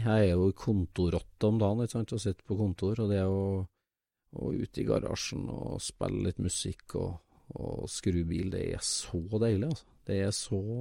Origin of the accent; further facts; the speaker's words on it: Trøndelag, Norway; for meg som trønder